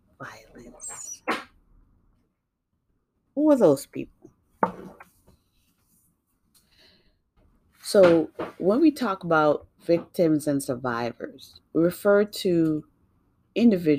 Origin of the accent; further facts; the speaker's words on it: New York, United States; also born or lived in Jamaica; now in Massachusetts, United States; I grew up in New York, and I now live in Massachusetts